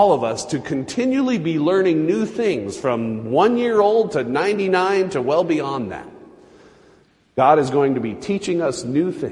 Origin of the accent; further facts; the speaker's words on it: Utah, United States; I was Baptist growing up in Utah.